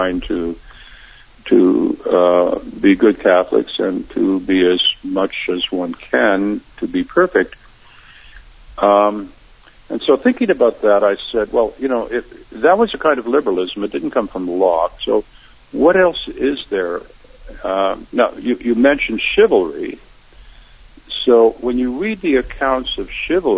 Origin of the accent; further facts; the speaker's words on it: Canada; I'm in a public school taught by nuns in Canada